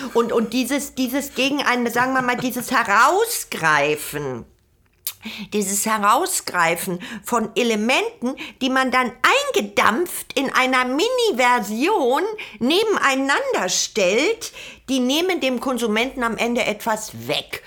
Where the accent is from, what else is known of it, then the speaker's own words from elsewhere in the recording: Germany; Also ich bin ja eine Deutsche